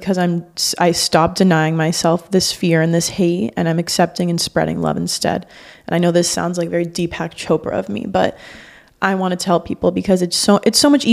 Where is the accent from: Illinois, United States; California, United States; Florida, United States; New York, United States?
Florida, United States; Miami; growing up in Miami